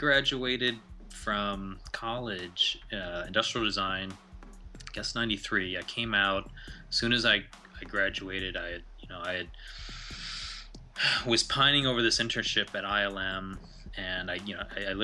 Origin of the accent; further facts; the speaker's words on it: Ohio, United States; also born or lived in India; I grew up in Ohio